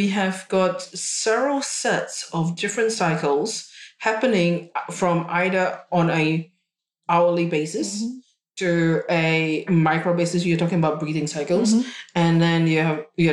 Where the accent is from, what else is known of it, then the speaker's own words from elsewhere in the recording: Singapore; now in Australia; I was born in Singapore and I grew up in Singapore